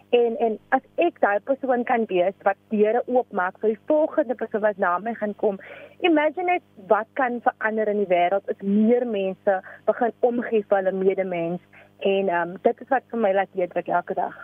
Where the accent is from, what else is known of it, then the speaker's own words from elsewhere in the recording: Cape Town, Western Cape, South Africa; ek is van Afrikaanse Kaapstad